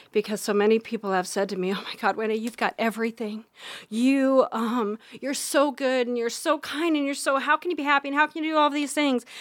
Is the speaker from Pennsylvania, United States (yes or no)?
no; Harlan, Iowa, United States; also born or lived in Council Bluffs, Iowa; I was born in Harlan, Iowa. I'm a small town girl